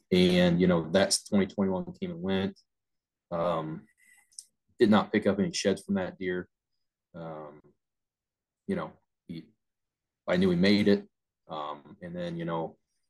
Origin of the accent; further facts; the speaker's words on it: Ohio, United States; my home state